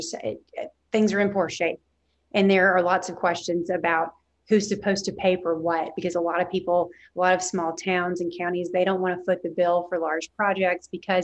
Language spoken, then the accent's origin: English; Arkansas, United States; I'm a native Arkansan, you can probably hear it in my voice